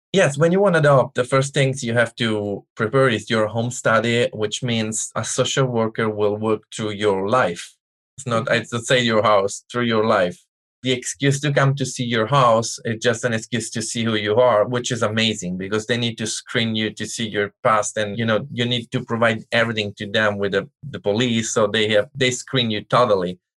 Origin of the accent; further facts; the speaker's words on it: Italy; English is a second language; moved away as an adult; now in United States; I'm from Italy. All my family is from Italy.